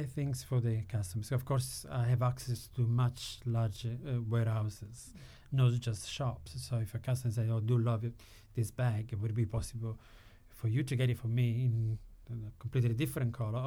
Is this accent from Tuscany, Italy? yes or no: no; Sicily, Italy; moved away; I'm from Sicily, but my grandmother was from Florence